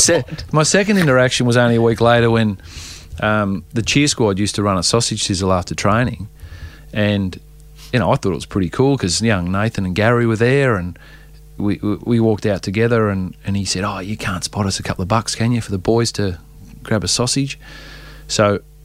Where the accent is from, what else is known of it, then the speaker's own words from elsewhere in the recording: Geelong, Victoria, Australia; So, look, we growing up in Geelong, he was like the superstar.